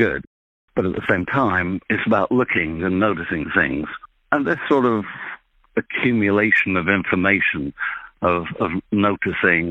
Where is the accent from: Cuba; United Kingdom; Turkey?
United Kingdom; Sheffield, Yorkshire and the Humber; I was born and brought up in Sheffield, which is an industrial city in the north of England